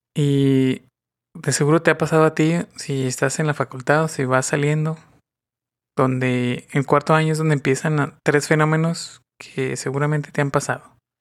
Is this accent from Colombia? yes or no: no; northern Mexico, Mexico; Soy del norte de México.